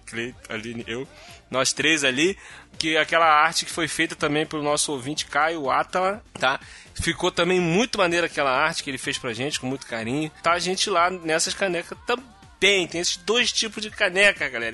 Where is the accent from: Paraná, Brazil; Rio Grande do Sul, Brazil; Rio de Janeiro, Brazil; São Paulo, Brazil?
Rio de Janeiro, Brazil; Eu sou carioca